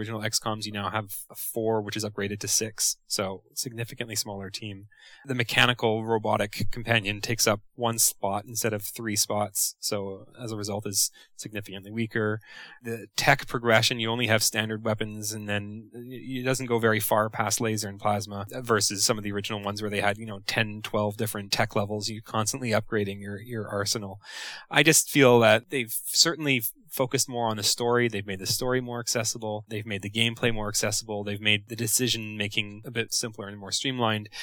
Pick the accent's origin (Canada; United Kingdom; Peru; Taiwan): Canada; as a Canadian